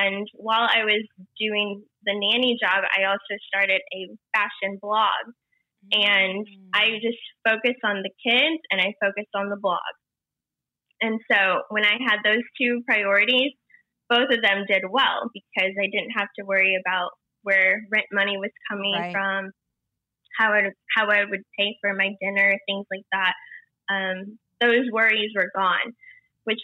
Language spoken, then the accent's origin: English; Indiana, United States; moved away as an adult; now in Los Angeles, United States; But I'm from a small town in Indiana, and I grew up there basically. And I moved out to LA 8 years ago.